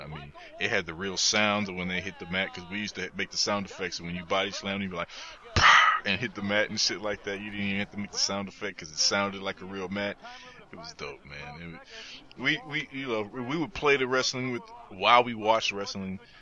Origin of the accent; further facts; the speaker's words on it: Midwest, United States; I was a kid from the Midwest. I'm coming out